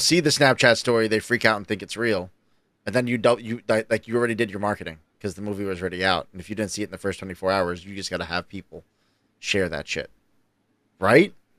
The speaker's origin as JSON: {"language": "English", "region": "New York", "country": "United States", "said": "I'm a New Yorker"}